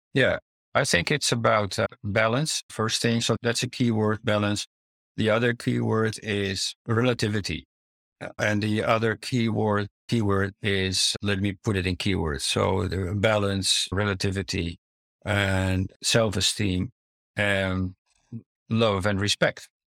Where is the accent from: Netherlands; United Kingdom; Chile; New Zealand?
Netherlands; also born or lived in Italy / Amsterdam; As a child, I grew up in the Netherlands. I grew also partially up in Italy